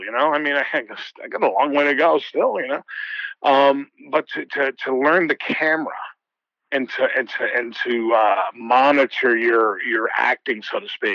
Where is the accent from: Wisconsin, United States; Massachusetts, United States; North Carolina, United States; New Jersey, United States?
Massachusetts, United States; Boston; I'm from Boston. I still live in Boston